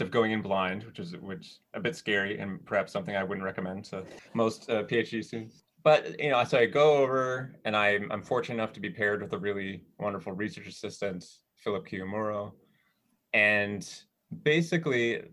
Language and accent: English; Minnesota, United States; I grew up in Minnesota with a lot of snow